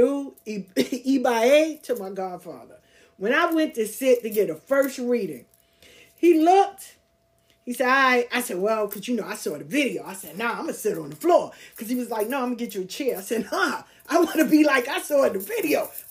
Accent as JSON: {"language": "English", "town": "New York City", "region": "New York", "country": "United States", "tie": "born or raised there", "also_born_or_lived": "the South (US)", "said": "I'm from the South, but I grew up in Queens"}